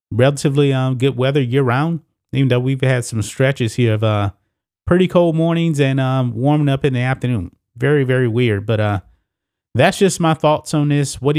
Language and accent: English; Texas, United States; my home state, the great state of Texas